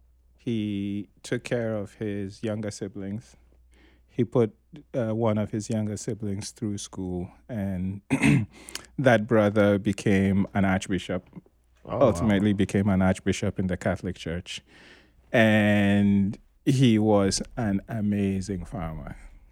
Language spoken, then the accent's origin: English; Tamale, Northern Region, Ghana; also born or lived in Kano, Nigeria; So growing up in Tamale, I was an outsider because, my family is not Dagomba, and we didn't speak Dagbani. Then when we went to Kano, again, you're an outsider because you're not Nigerian, you don't speak Hausa, you're not Muslim.